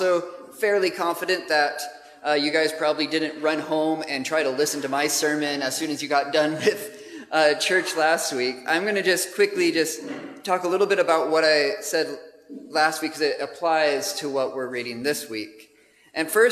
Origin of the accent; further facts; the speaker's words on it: United States; moved away as an adult; now in Gravesend, United Kingdom; as you can tell from my accent, we have not come from some other part of the UK, but we are from the States originally. But we've been living in the UK for about 3 years now